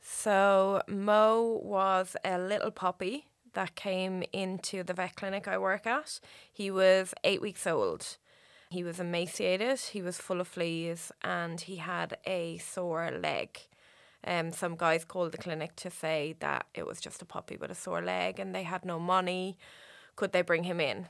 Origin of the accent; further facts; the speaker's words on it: Waterford, Munster, Ireland; moved away as an adult; now in Australia; I'm from Waterford, Waterford City